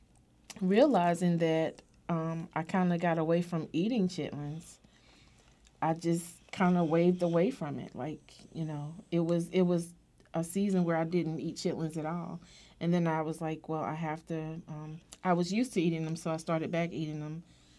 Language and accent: English; Durham, North Carolina, United States; I grew up in Durham, North Carolina, and I grew up on the farm